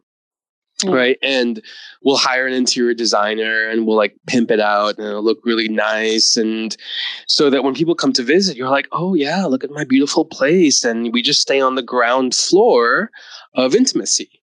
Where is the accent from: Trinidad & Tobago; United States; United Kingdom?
United States; East Coast of the US; also born or lived in India / New York City; I was born in India. I grew up in the US on the East Coast.